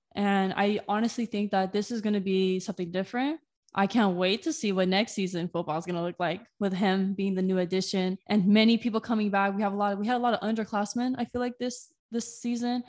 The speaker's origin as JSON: {"language": "English", "town": "Moreno Valley", "region": "California", "country": "United States", "tie": "born or raised there", "also_born_or_lived": "Riverside, California", "moved": "as an adult", "lives_now": "San Diego, United States", "said": "I was born in Riverside, but I grew up in the town next to Riverside, Moreno Valley."}